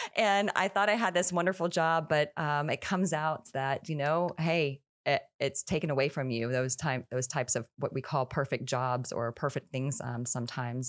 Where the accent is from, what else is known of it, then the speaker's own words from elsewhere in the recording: Houston, Texas, United States; moved away as an adult; now in Florida, United States; I, I born and raised in Houston, Texas